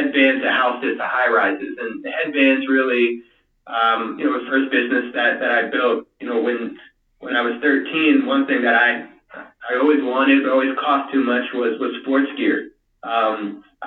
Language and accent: English; Louisiana, United States; moved away; I am from Louisiana originally